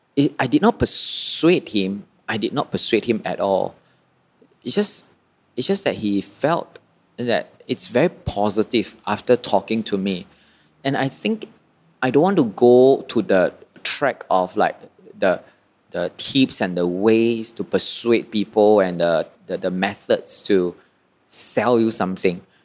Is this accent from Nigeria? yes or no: no; Malaysia; also born or lived in Kuala Lumpur; I'm born a Malaysian